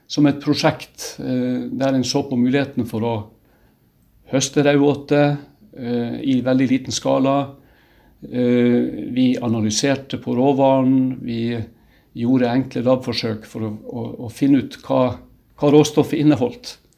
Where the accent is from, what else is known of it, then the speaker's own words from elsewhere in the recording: Ålesund, Møre og Romsdal, Norway; moved away; Så kan du si at jeg kommer jo sjøl fra fiskebåten før jeg flytta fra Ålesund i, for eh, veldig lenge siden.